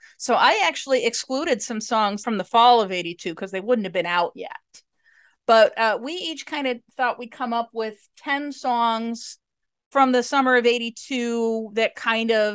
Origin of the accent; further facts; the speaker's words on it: Chicago suburbs, Illinois, United States; I'm in Chicago. Grew up in the suburbs